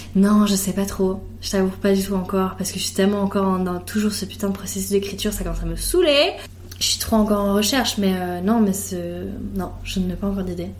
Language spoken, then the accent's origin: French; Switzerland; also born or lived in Italy (ancestry) / Geneva; je suis suisse